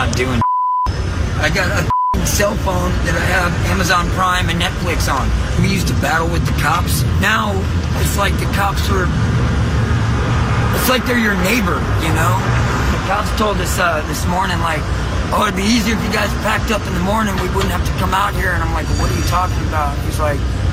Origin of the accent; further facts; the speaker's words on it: United States; moved away as an adult; now in San Francisco, United States; Louisiana, Texas area